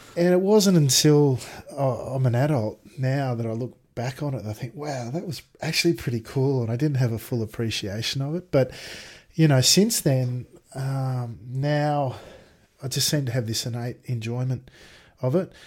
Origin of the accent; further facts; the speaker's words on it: Sydney, New South Wales, Australia; also born or lived in Bathurst; I grew up in Sydney